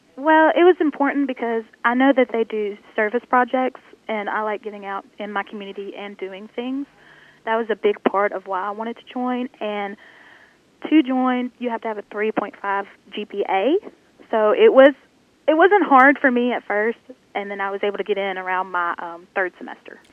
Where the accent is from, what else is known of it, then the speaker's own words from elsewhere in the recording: Senatobia, Mississippi, United States; I am from the Senatobia area, so right around the main campus of Northwest